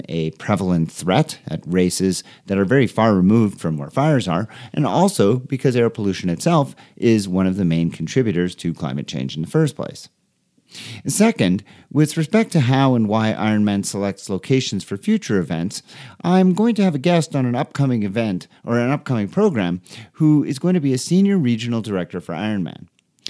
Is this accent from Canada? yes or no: yes; Canada; As a Canadian